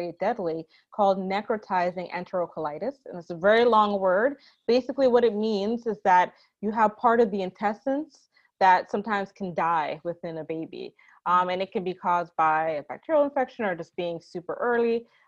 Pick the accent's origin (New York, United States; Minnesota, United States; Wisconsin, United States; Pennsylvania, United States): New York, United States; I am from New York. Actually, I'm the daughter of two Jamaican immigrants.